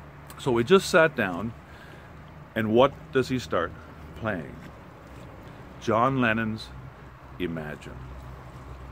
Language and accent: English; Canada; we're from Canada, but our family's from Germany